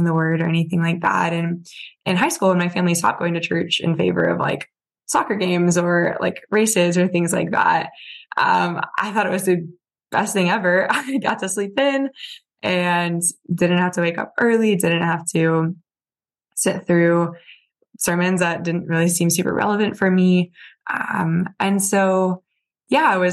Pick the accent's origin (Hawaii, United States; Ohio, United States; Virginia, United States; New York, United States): Virginia, United States; Virginia Beach; I grew up in Virginia Beach